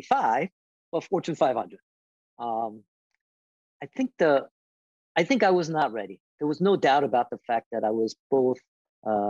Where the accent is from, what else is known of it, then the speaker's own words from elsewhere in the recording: Philadelphia, Pennsylvania, United States; moved away; Philly, which was my hometown for me. My parents were there, my siblings were there, my friends were there